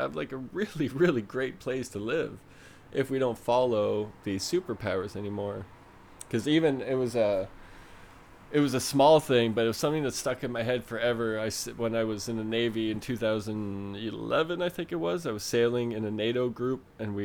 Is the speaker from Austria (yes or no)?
no; Canada; We're not American at all.